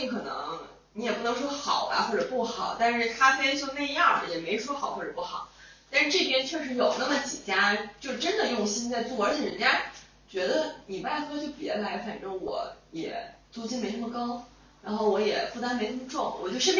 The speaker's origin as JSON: {"language": "Chinese", "region": "northern China", "country": "China", "moved": "yes", "said": "我也是作为一个北方人，常年生活在北方"}